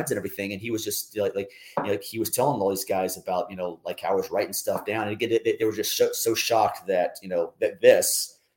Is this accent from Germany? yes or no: yes; Germany; But even before that, growing up in Germany, um, spoke German uh, when I was in high school, I was taking German and Latin at the same time.